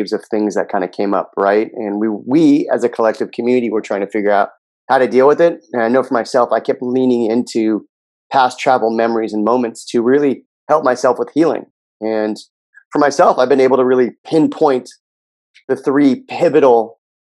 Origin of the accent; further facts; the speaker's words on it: Los Angeles, California, United States; I grew up in Southern California in a town called Pacific Palisades